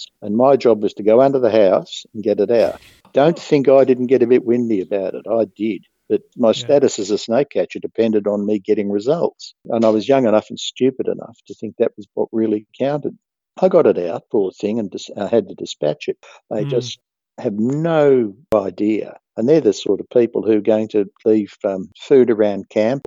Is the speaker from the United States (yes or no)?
no; Australia; I, as an Australian